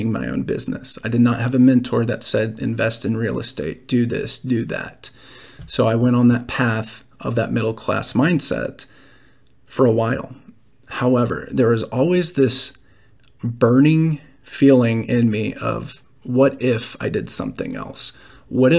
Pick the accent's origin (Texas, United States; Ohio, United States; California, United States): Texas, United States; Dallas; moved away as an adult; also born or lived in Nashville, Tennessee; I was raised in Dallas, Texas, and moved away for college. After college, I moved to Nashville